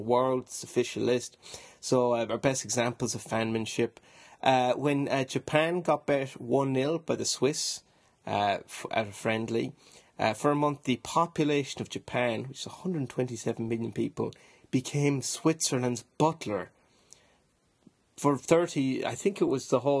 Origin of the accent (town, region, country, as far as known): Ireland